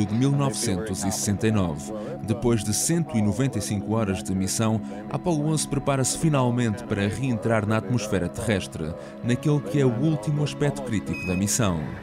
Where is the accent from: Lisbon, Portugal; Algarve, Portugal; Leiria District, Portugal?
Leiria District, Portugal; Amor; Em Amor, a minha aldeia Leiria